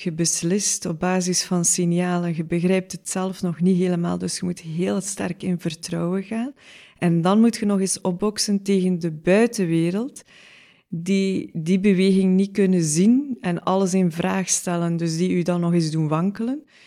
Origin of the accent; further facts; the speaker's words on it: Oosterzele, Flanders, Belgium; we hebben op dezelfde school gezeten in Oosterzeelen